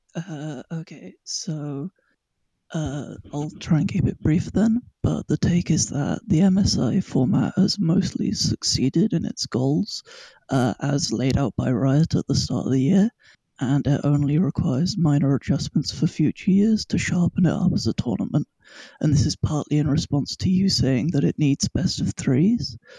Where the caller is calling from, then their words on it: London, United Kingdom; I am calling from, uh, London, United Kingdom